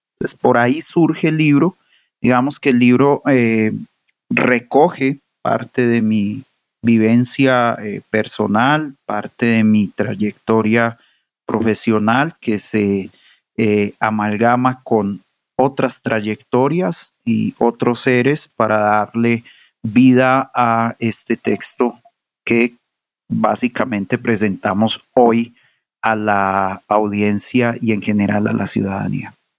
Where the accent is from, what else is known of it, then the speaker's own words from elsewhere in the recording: Medellín, Antioquia, Colombia; moved away; Yo nací y crecí y me formé en Medellín